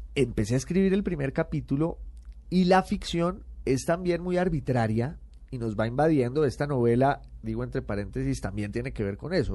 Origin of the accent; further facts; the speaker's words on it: Popayán, Cauca, Colombia; moved away as an adult; also born or lived in Bogotá / United Kingdom / Italy; soy de Popayán